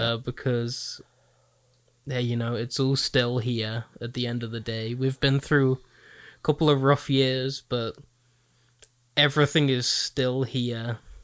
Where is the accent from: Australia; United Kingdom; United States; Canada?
United Kingdom; a British child